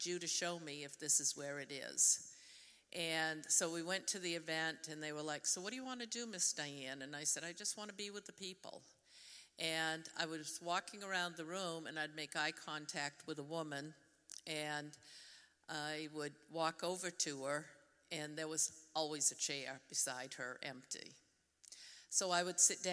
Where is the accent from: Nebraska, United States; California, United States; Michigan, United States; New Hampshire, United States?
New Hampshire, United States; accent: Yankee; moved away as an adult; now in Denver, North Carolina, United States; the Yankee in me. I grew up in New Hampshire